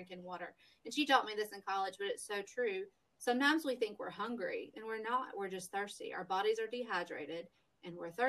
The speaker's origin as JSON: {"language": "English", "region": "the South", "country": "United States", "said": "We're from the South"}